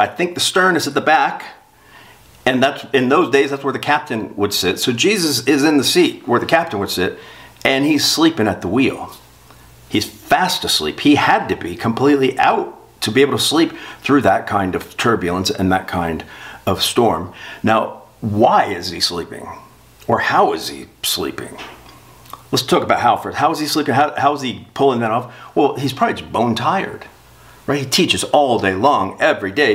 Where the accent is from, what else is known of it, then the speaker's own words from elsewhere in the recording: South Florida, United States; I'm from South Florida. I spent my life on boats